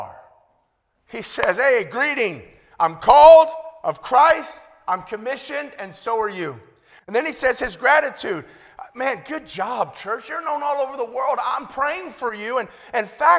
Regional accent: Compton, California, United States; moved away as an adult; also born or lived in Long Beach / England; I was born and raised in Compton

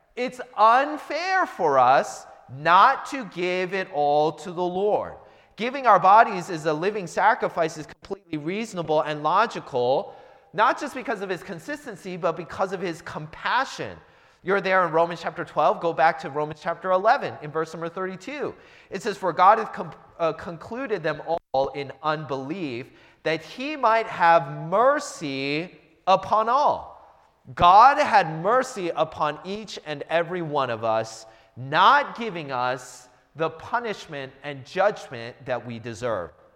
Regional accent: United States

